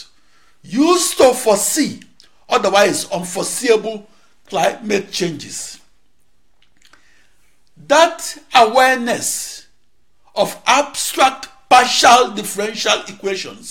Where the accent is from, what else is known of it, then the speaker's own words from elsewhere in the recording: Onitsha, Anambra, Nigeria; moved away as an adult; also born or lived in Akure, Nigeria / Oregon, United States; now in United States; At age 19, I emigrated from Onitsha, Nigeria to Oregon, United States. I last lived in Africa when I was 19 years old.